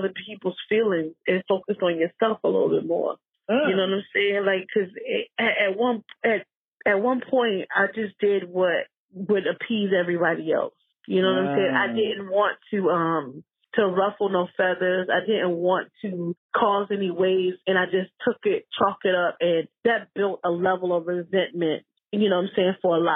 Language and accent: English; South Carolina, United States; South Carolina, my home state